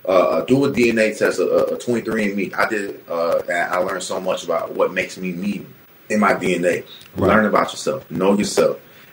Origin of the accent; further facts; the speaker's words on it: Plantation, Florida, United States; I was born in Plantation General Hospital.